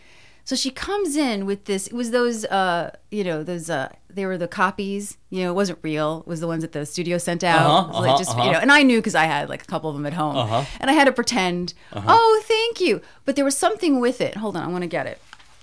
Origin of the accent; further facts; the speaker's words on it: Scotch Plains, New Jersey, United States; I'm from Scotch Plains, New Jersey.